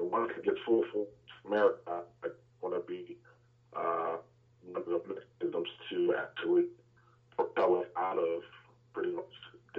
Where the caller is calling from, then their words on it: Atlanta, Georgia, United States; calling from Atlanta, Georgia.